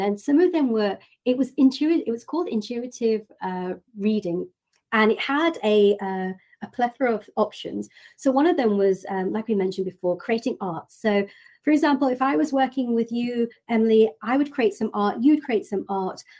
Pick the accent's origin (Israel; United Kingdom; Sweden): United Kingdom; moved away; in my hometown in the UK